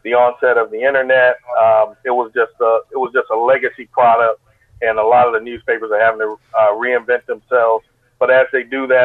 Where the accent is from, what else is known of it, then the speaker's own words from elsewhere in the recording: Augusta, Georgia, United States; now in Savannah, United States; I grew up in Augusta, Georgia, and we grew up down in the bottom